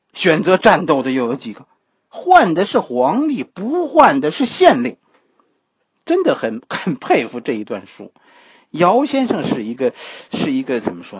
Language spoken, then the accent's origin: Chinese; China; 我们中国的传统文化是以自我为中心的